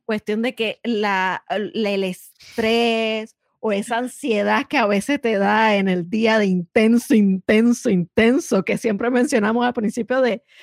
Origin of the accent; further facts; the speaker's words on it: Puerto Rico; nosotras somos boricua